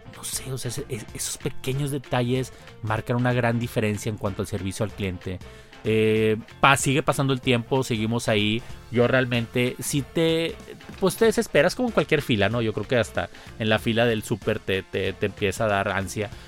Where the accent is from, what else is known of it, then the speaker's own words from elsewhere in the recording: Mexico; como mexicano